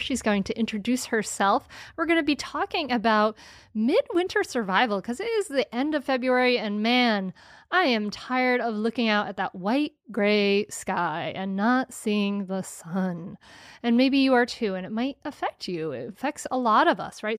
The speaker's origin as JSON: {"language": "English", "region": "Rhode Island", "country": "United States", "tie": "born or raised there", "moved": "as an adult", "lives_now": "Delaware, United States", "said": "I grew up in Rhode Island"}